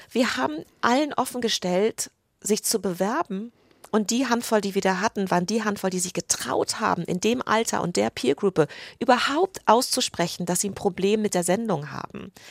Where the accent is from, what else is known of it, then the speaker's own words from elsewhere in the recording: United Kingdom; German is a second language; moved away as an adult; also born or lived in England; now in Germany; ich bin Britin